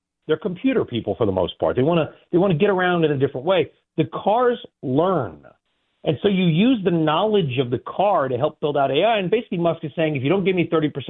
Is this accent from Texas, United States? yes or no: no; California, United States; I grew up in California.